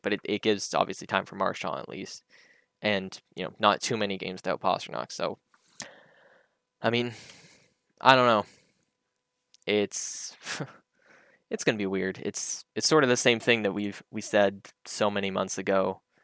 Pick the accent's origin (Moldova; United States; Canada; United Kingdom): Canada; as a Canadian